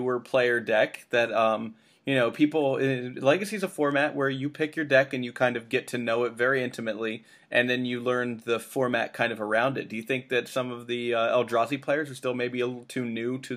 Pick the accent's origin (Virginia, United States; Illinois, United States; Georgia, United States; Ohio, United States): Ohio, United States; I'm from Ohio